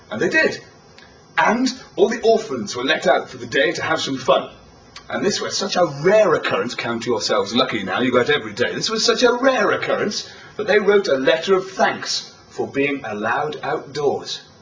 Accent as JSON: {"language": "English", "town": "Sunderland", "region": "North East England", "country": "United Kingdom", "said": "I'm from Sunderland, you see. We're all very posh in Sunderland, yes."}